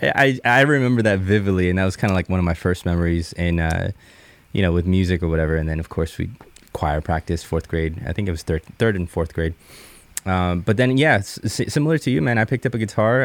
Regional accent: Jupiter, Florida, United States; also born or lived in Bogota, Colombia; now in Seattle, United States; I was born in Columbia, uh, moved to the States when I was seven years old

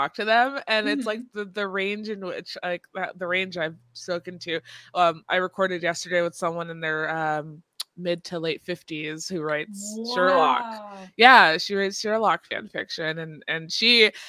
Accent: Bay Area, California, United States; now in Vancouver, Washington, United States; I'm from the Bay Area, and I moved to Vancouver, Washington, because I wanted a change.

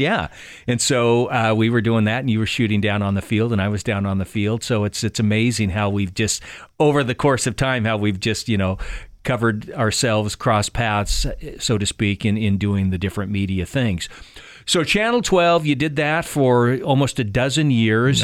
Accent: Keizer, Oregon, United States; these two kids growing up in Kaiser

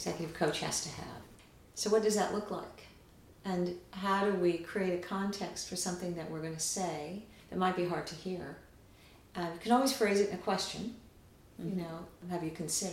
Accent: United States; also born or lived in Rio de Janeiro, Brazil; now in Washington, United States; as an American

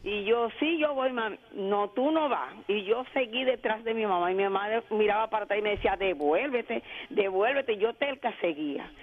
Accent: Enriquillo, Barahona, Dominican Republic; yo soy de Enriquillo de Barahona.

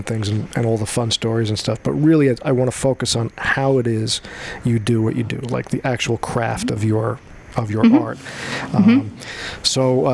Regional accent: Long Island, New York, United States; I grew up on Long Island

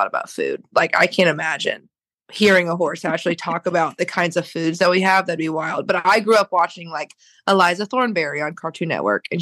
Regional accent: Oklahoma, United States; born or raised there

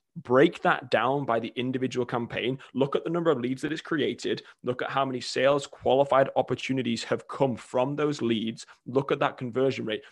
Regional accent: England, United Kingdom; moved away as an adult; now in United States; I'm originally from England, came over at eighteen to play college soccer

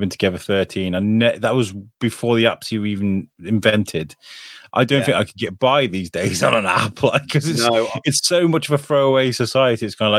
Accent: Wrexham, Wales, United Kingdom; also born or lived in Telford / Shrewsbury; I'm originally from Telford, born in Shrewsbury Hospital, but I'm originally from Telford, grew up in Wrexham.

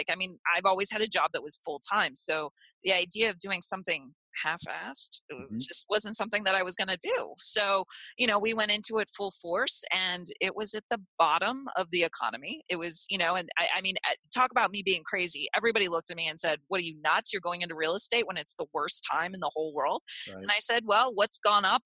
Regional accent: Clearwater, Florida, United States; also born or lived in Cleveland; now in Naples, United States; I grew up in Clearwater Beach.

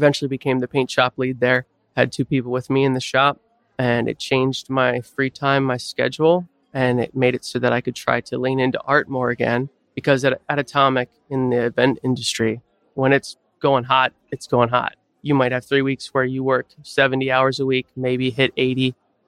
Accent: Manheim, Pennsylvania, United States; I grew up in Mannheim, so just 10 minutes west of Lititz

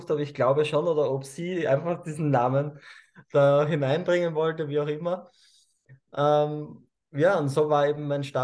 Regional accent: Cusco, Peru; born there; denn ich bin im heiligen Tal der Inkas im Urubamba-Tal ähm, geboren. Also ich bin in Peru geboren.

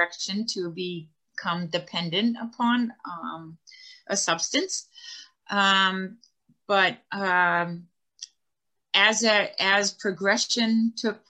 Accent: Martha's Vineyard, Massachusetts, United States; I grew up on Martha's Vineyard. I live in Edgartown

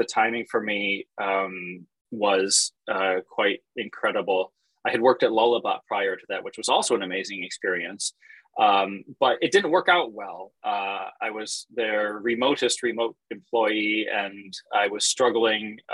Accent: Jackson, Michigan, United States; I was born and raised in Jackson, Michigan.

